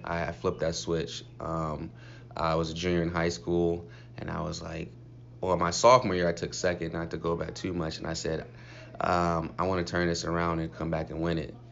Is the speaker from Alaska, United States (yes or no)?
no; Compton, California, United States; moved away as an adult; also born or lived in Cleveland; Coming from Compton.